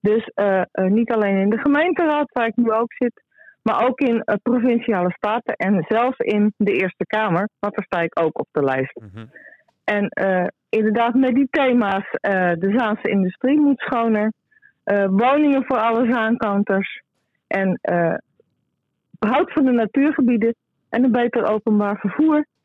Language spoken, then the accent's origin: Dutch; North Holland, Netherlands; wij als Noord-Hollanders